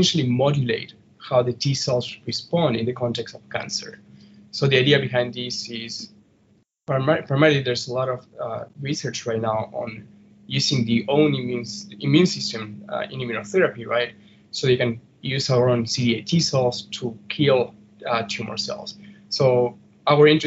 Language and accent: English; Argentina; now in North Chicago, United States; originally from Argentina.